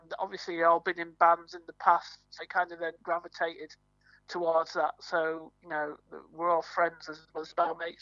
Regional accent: Yorkshire and the Humber, United Kingdom; now in Norwich, United Kingdom; I'm originally from Yorkshire

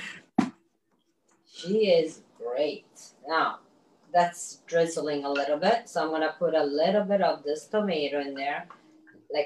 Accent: Sicily, Italy; I'm from Sicily

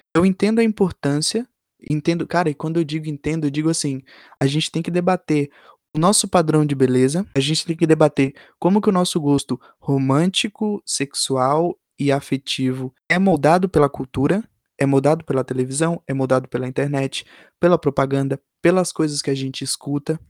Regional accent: Bahia, Brazil; eu passei minha infância na Bahia

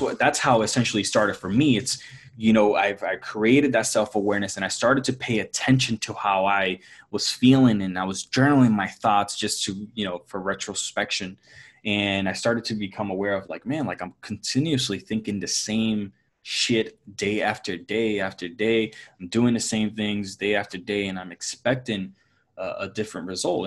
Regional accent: Puerto Rico; I grew up in, in Puerto Rico, born and raised in Puerto Rico

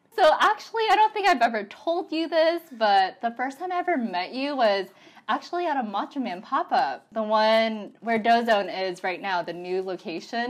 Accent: Portland, United States; moved away; I'm originally not from here. I'm from Portland.

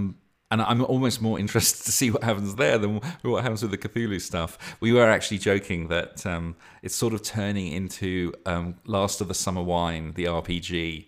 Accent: North West England, United Kingdom; accent: Lancashire; but it kept slipping into my bloody Lancashire accent.

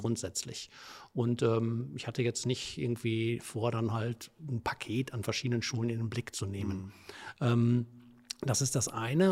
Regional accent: Herne, North Rhine-Westphalia, Germany; also born or lived in Wesel; Ich komme aus dem Ruhrgebiet, also ich bin gebürtig in Wanne-Eickel

